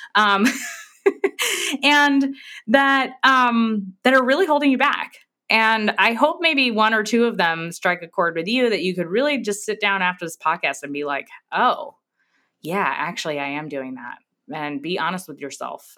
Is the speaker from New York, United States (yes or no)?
yes; New York, United States; moved away as an adult; now in Texas, United States; I'm from New York